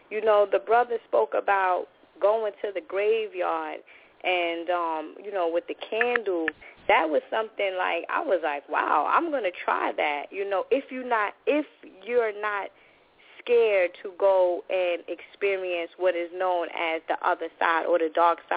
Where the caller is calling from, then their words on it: New York City, New York, United States; I'm calling from New York City